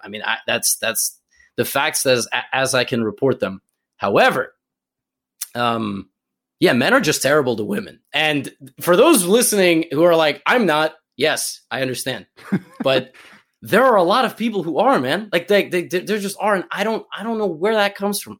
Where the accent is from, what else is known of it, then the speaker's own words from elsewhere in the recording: New York, United States; I'm from New York